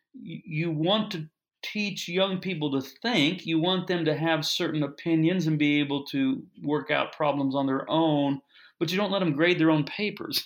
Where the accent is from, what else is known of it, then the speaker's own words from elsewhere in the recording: Kansas City, United States; I'm from the Kansas City area, so I grew up a Royals fan